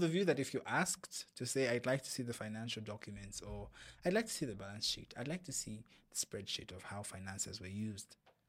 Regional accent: Zambia; And I'm saying this because in my home country, Zambia.

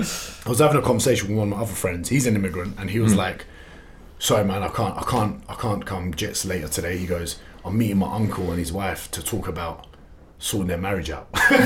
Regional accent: London, United Kingdom; Turkish passports, Kurdish background. They came in the late 80s. And then I was born in Tottenham in 1992.

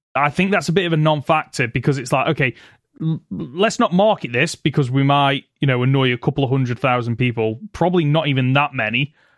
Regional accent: United Kingdom; for us being Brits

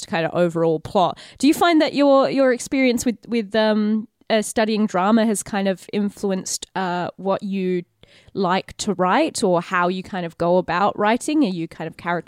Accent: Australia; As an Aussie

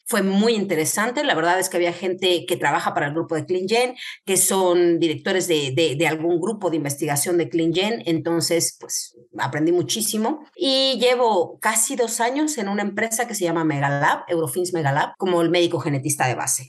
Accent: Querétaro, Mexico; moved away as an adult; also born or lived in Mexico City; now in Spain; yo soy médico genetista de México, eh, soy de Querétaro

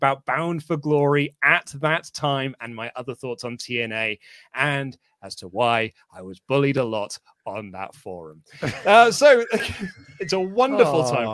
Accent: United Kingdom; as a Brit across the waves

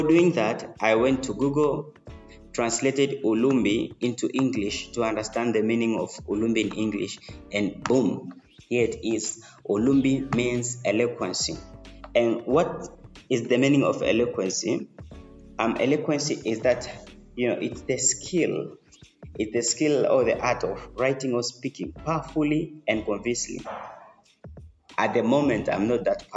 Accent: Tanzania; I'm from Tanzania

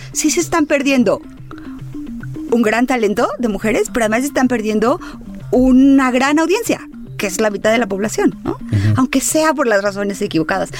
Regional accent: Baja California, Mexico; yo soy de Baja California

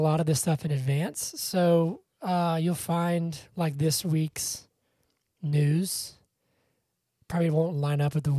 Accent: Georgia, United States; born or raised there

